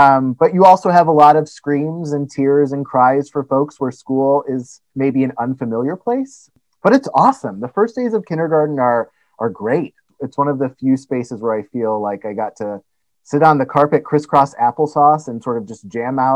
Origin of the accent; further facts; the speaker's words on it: Indiana, United States; moved away as an adult; also born or lived in Denver, Colorado / East Lansing, Michigan; I'm originally from Indiana